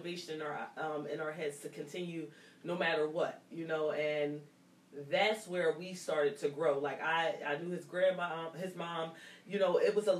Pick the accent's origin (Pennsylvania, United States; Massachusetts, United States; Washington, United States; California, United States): Pennsylvania, United States; Yeadon Avenue; I grew up on Yeadon Avenue. My mom lived on Yeadon Avenue, and my grandma lived on Belly Road